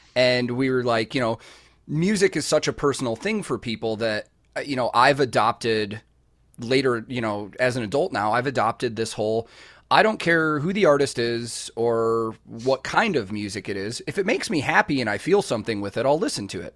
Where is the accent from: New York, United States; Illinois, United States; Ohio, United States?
Illinois, United States; Chicago; growing up in Chicago